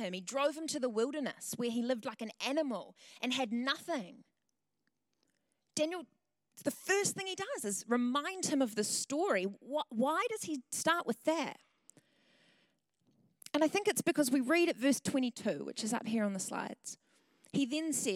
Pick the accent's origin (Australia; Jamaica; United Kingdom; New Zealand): New Zealand; Tauranga, Bay of Plenty; moved away as an adult; also born or lived in Wellington; I'm from Tauranga originally, and I moved down to Wellington in 2013